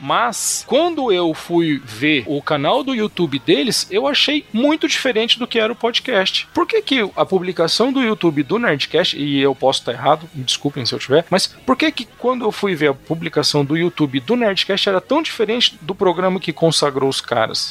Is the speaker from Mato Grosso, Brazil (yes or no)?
no; Franca, São Paulo, Brazil; eu venho de Franca, que tá ali a 12 quilômetros de Minas